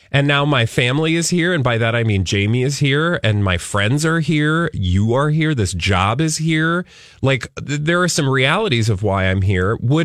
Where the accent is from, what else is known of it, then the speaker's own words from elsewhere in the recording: the South, United States; now in Minnesota, United States; I came from the South, and I know a lot of Minnesotans will do this thing